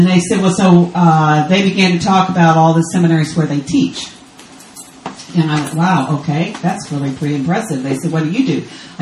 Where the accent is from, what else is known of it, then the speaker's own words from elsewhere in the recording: Texas, United States; moved away as an adult; now in Israel; I'm American from Texas, but I don't live in the U.S. anymore. I live in Israel on the Sea of Galilee.